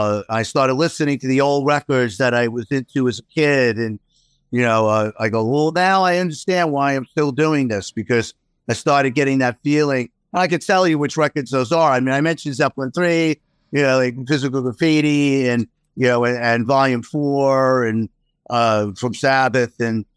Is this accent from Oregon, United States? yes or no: no; Queens, New York, United States; where we move is not too far from where I grew up in Queens.